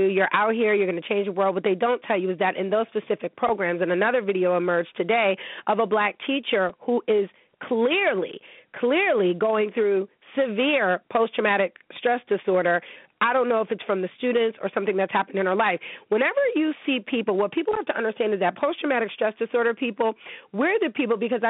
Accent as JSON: {"language": "English", "town": "Niagara Falls", "region": "New York", "country": "United States", "tie": "born or raised there", "said": "I'm from the 716. I'm from Niagara Falls, New York"}